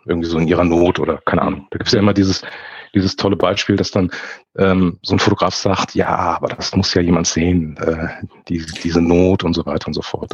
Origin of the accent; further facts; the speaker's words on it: Frankfurt, Hesse, Germany; ich komme aus Frankfurt, ich bin dementsprechend ein Frankfurter Bub, bin in Frankfurt geboren, lebe und arbeite auch hier